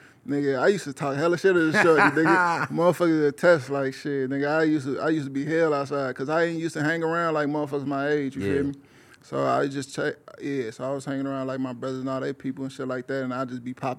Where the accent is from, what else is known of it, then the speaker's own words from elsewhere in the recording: Hammond, Indiana, United States; Shit, I'm from East Hammond originally.